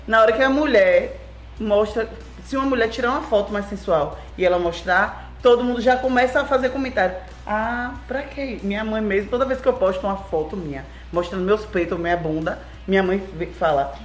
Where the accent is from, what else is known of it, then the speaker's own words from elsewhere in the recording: Itabuna, Bahia, Brazil; sou daqui de Itabuna. Na verdade, minha família é de Itajuípe, que é aqui pertinho. Mas eu sou daqui, sou papajaca.